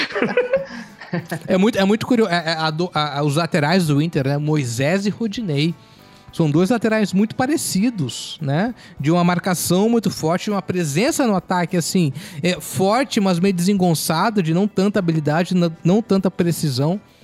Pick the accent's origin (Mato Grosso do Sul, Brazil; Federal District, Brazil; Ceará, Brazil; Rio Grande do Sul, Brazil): Rio Grande do Sul, Brazil; Porto Alegre; moved away; also born or lived in Cuiabá; Sou, eu sou de Porto Alegre. A gente veio em 96 para Cuiabá, minha família